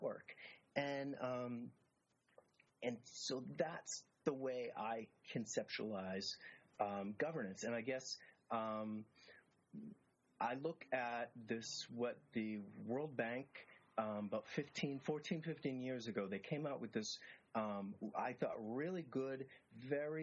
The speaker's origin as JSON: {"language": "English", "area": "city just north of Boston", "region": "Massachusetts", "country": "United States", "tie": "born or raised there", "said": "my hometown"}